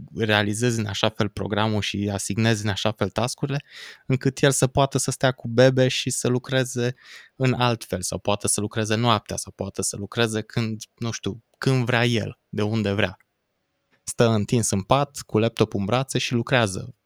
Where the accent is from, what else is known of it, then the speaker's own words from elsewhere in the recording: Cluj-Napoca, Cluj County, Romania; Cluj-Napoca, de unde sunt eu